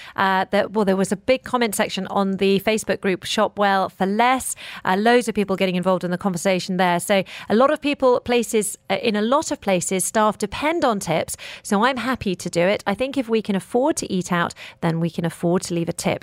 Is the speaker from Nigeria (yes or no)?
no; United Kingdom; I'm also British